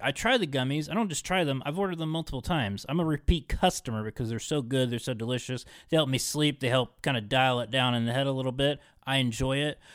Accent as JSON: {"language": "English", "town": "Parkersburg", "region": "West Virginia", "country": "United States", "tie": "born or raised there", "said": "growing up in Parkersburg"}